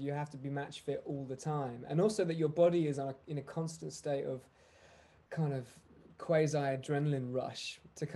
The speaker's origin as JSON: {"language": "English", "country": "United Kingdom", "also_born_or_lived": "London", "moved": "as an adult", "lives_now": "Nashville, United States", "said": "being British"}